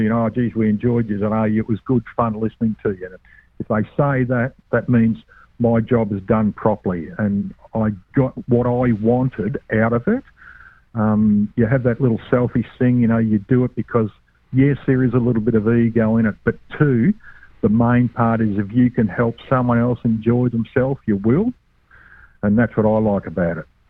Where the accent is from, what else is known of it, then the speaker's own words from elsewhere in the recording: Australia; from Australia